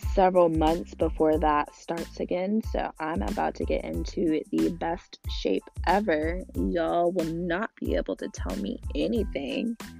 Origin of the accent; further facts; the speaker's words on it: Northwest Arkansas, United States; also born or lived in Little Rock, Arkansas; I always say I'm from Northwest Arkansas, but I was actually born in Little Rock